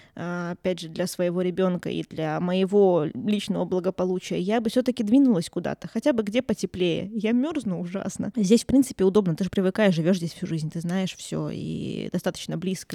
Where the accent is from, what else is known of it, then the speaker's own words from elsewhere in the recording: Murmansk, Murmansk Oblast, Russia; я свой город люблю, в конце концов я здесь родилась, я тут выросла